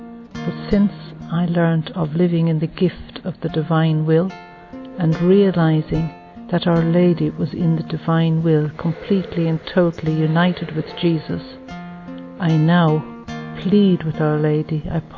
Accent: Ireland

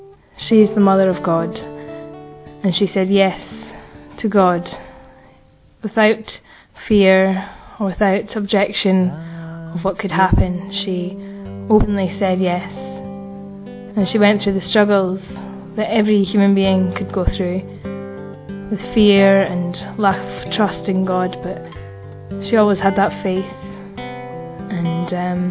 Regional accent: Scotland, United Kingdom; I'm from Scotland. I'm 21 years old

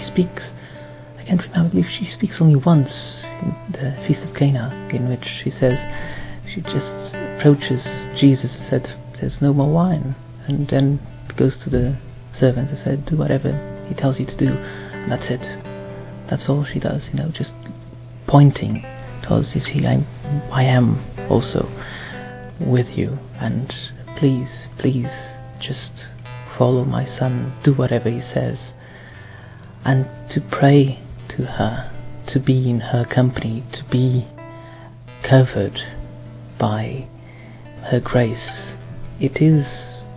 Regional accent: Portugal; I'm from Portugal, and I'm 28 years old

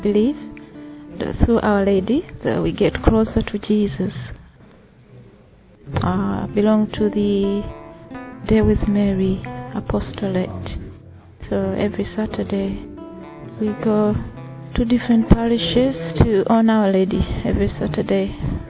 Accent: Uganda; I'm from Uganda.

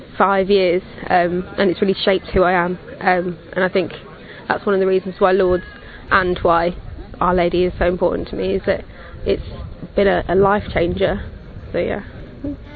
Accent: England, United Kingdom; I'm 21 and I'm from England

